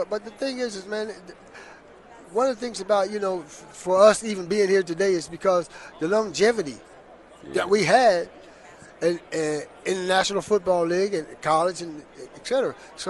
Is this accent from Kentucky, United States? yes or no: no; Pittsburgh, Pennsylvania, United States; I was born and raised up in the Pittsburgh area. And the Houston Oilers used to play the Pittsburgh Steelers.